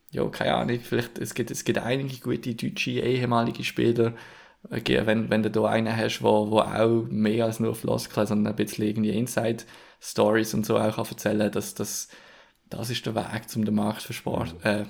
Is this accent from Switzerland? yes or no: yes; Switzerland; wo wir jetzt als Schweizer